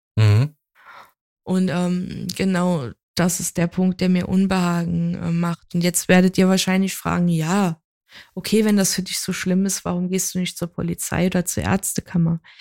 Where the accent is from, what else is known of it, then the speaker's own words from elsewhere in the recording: Saarland, Germany; ich ja halt gebürtige Saarländerin bin